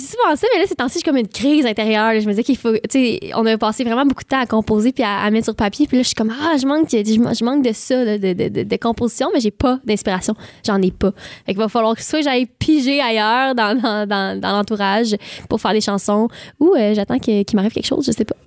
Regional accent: Saint-Ignace-de-Loyola, Quebec, Canada; Je viens de Saint-Ignace de Loyola. C'est une île près de Berthierville et euh, en face de Sorel-Tracy

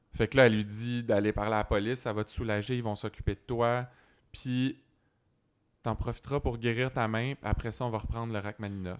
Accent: Sherbrooke, Quebec, Canada; j'étais à Sherbrooke

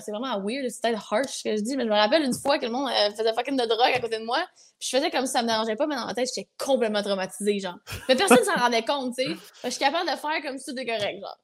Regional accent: then Vaudreuil, Quebec City, Canada; now in Blainville, Canada; Je suis née à Québec, Sainte-Foy.

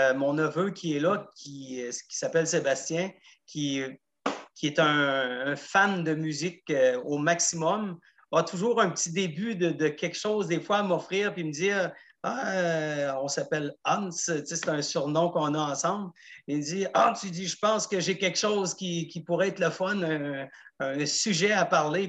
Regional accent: Gaspésie, Quebec, Canada; moved away as an adult; also born or lived in Montreal; J'ai quitté la Gaspésie en 87 après mon cégep

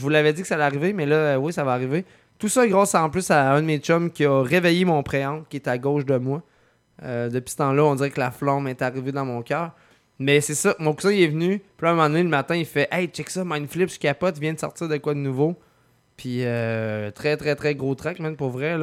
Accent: Lévis, Quebec, Canada; also born or lived in Lauzon; je viens plus de Saint-Nic

